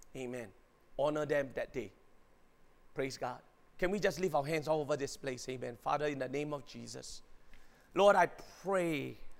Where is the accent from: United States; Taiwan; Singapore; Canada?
Singapore; I'm a Singaporean